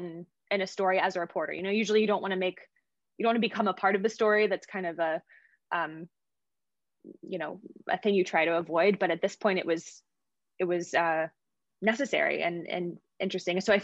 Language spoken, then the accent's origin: English; Pensacola, Florida, United States; moved away as an adult; now in Boston, United States; I'm from Pensacola, Florida originally